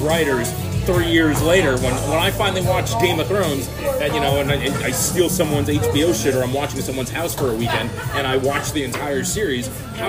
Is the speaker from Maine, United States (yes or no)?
no; Florida, United States; I'm from Florida.